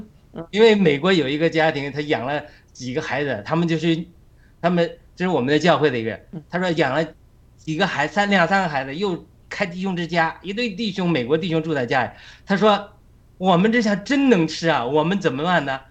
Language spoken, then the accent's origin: Chinese; China; 我们中国人